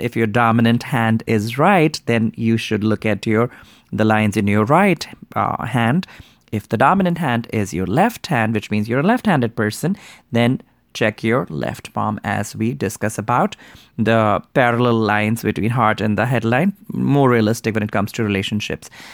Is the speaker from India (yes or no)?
yes; India; I grew up in Hindu Indian culture